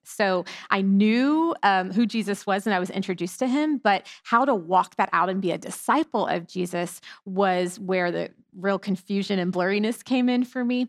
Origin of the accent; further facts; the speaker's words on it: Houston, Texas, United States; I was born and raised in here in Houston, Texas. Not a lot of natives here anymore